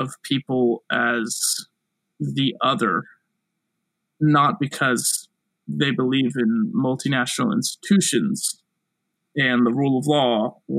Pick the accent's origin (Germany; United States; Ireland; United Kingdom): United States; South Carolina; I'm from South Carolina